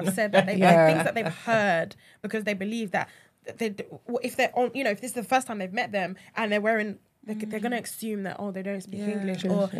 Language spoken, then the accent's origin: English; Nigeria; We're not South Asian. We're African. We're Nigerian, you know.